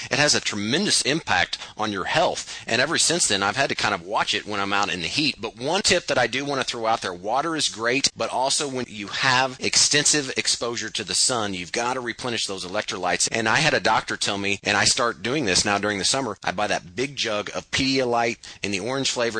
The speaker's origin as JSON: {"language": "English", "region": "Missouri", "country": "United States", "said": "I'm from Missouri and we have heat and humidity"}